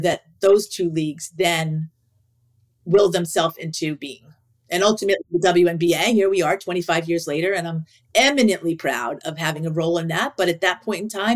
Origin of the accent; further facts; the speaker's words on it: New York, United States; I grew up in New York